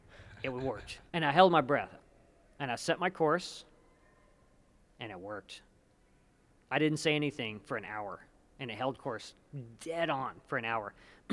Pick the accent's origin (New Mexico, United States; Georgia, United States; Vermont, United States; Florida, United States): New Mexico, United States; Hobbs; people I grew up with in Hobbs, New Mexico